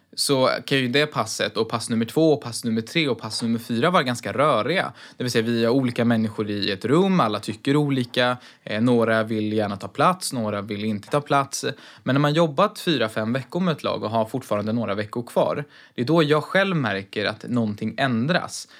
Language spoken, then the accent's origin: Swedish; Sweden; vårt land